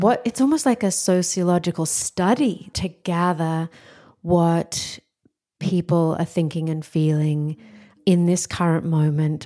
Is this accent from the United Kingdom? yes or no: no; Australia; moved away as an adult; I'm Australian